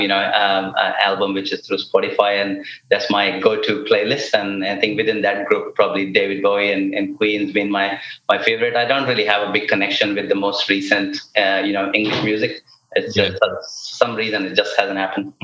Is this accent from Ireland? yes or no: no; India; when it comes to music and sports, I am very Indian